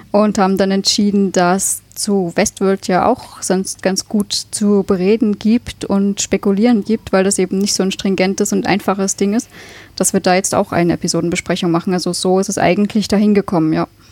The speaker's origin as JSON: {"language": "German", "town": "Leipzig", "region": "Saxony", "country": "Germany", "moved": "as an adult", "lives_now": "Austria", "said": "ich komme ursprünglich aus Leipzig und bin halt inzwischen seit sechs Jahren in Österreich"}